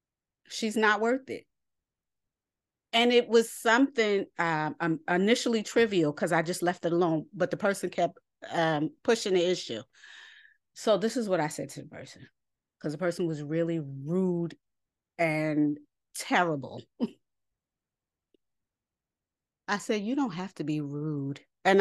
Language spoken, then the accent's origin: English; New York City, New York, United States; I grew up in New York City. I stay ready.